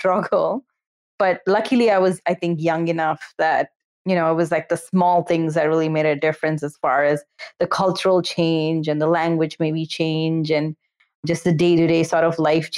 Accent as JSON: {"language": "English", "town": "Bangalore", "region": "Karnataka", "country": "India", "tie": "born or raised there", "also_born_or_lived": "New Jersey, United States", "first_language": "Kannada", "second_language": "English", "moved": "as an adult", "lives_now": "United States", "said": "I'm from Bangalore. My family actually moved back to India when I was 5. So I essentially grew up in India till I was 18."}